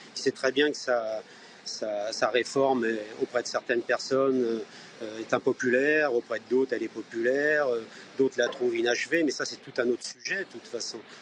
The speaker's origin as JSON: {"language": "French", "town": "Nantes", "region": "Pays de la Loire", "country": "France", "said": "en tant que Nantais"}